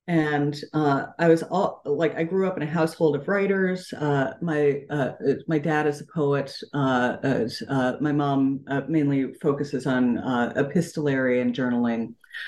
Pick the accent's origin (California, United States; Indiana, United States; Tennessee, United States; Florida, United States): California, United States; San Francisco; I came to comics very early as a child. Like, I was growing up in San Francisco. My parents were very poor, both worked like a lot of jobs, and I was an only child